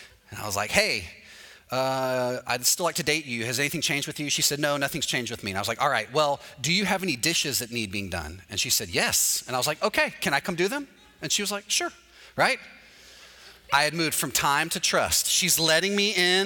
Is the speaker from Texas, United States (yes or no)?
yes; Texas, United States; moved away as an adult; now in Orlando, United States; I'm from Texas